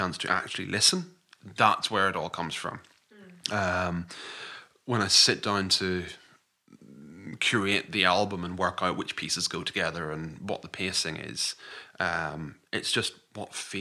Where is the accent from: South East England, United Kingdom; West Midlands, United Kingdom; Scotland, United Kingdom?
Scotland, United Kingdom; I'm a Scottish composer